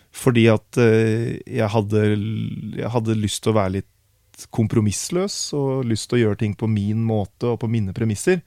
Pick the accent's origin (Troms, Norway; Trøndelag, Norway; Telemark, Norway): Telemark, Norway; Herre; moved away as an adult; now in Oslo, Norway; jeg flytta til Oslo fordi at jeg ønska å bli en del av et større musikkmiljø enn det vi hadde hjemme i Grenland.